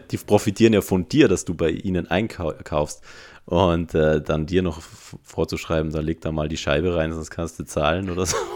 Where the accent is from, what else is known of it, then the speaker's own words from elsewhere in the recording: Innsbruck, Tyrol, Austria; bei uns in Innsbruck